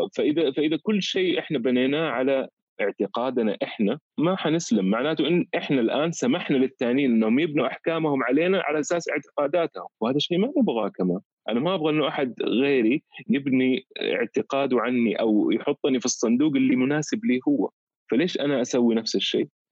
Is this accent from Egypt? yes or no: no; Saudi Arabia; احنا كاولاد بلد هنا